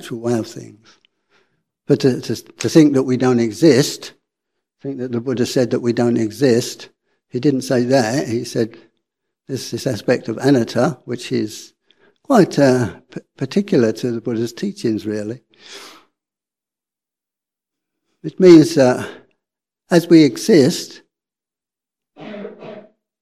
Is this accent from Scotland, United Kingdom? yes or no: no; London, United Kingdom; accent: working class; I'm working class. You can probably hear from my accent. I was born in North London